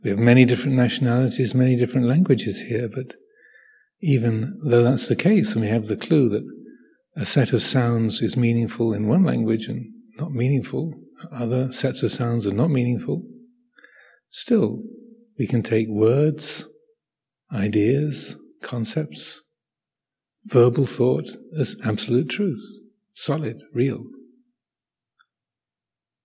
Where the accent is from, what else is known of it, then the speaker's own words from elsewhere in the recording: Kent, South East England, United Kingdom; I was born in Kent, England